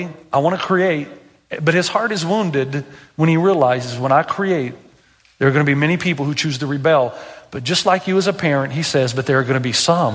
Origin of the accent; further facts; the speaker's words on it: Tennessee, United States; I'm from Tennessee